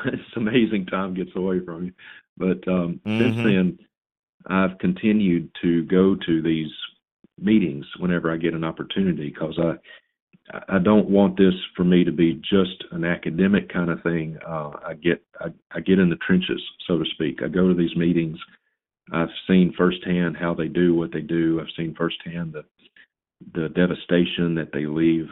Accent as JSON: {"language": "English", "town": "Vicksburg", "region": "Mississippi", "country": "United States", "tie": "born or raised there", "said": "I was born and reared in Mississippi"}